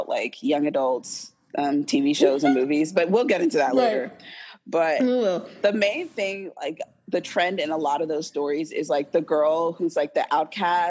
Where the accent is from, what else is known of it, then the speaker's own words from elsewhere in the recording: Bermuda; moved away as an adult; Me growing up in Bermuda